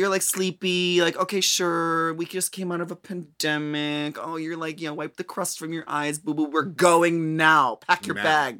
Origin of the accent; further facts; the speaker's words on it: Minnesota, United States; Well, I mean, I'm from Minnesota, and you know, like we generically talk about the weather